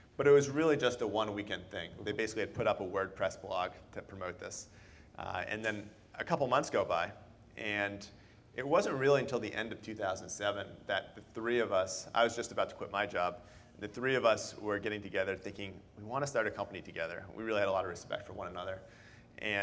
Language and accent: English; Boston, Massachusetts, United States; moved away as an adult; now in San Francisco, United States; I'm originally from Boston, and I moved out here to work